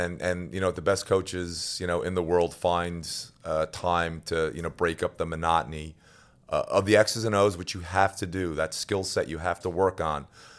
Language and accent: English; Newfoundland and Labrador, Canada; I mean, growing up in Newfoundland, I mean, obviously I grew up as a hockey player.